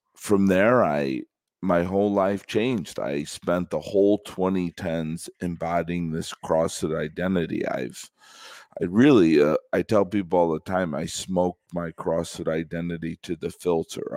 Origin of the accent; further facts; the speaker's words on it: Chicago, Illinois, United States; I'm from Chicago